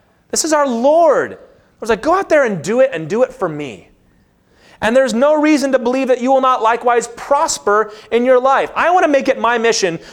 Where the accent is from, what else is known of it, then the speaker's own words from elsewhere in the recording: Lynchburg, Virginia, United States; I grew up in Lynchburg, Virginia